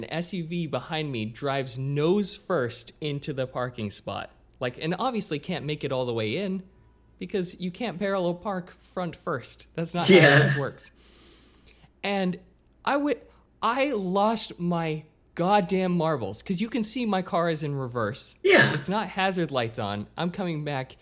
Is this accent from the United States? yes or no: no; Australia; I'm just Australian.